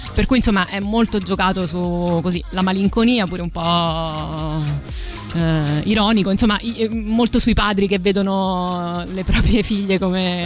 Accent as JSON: {"language": "Italian", "town": "Rome", "region": "Lazio", "country": "Italy", "tie": "born or raised there", "said": "ho avuto un'infanzia eh, a Roma Nord"}